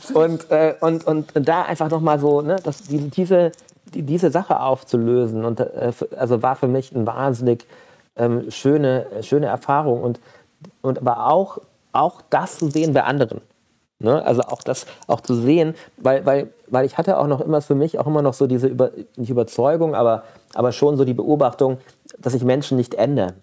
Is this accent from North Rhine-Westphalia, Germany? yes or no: yes; Mönchengladbach, North Rhine-Westphalia, Germany; ich bin in Mönchengladbach groß geworden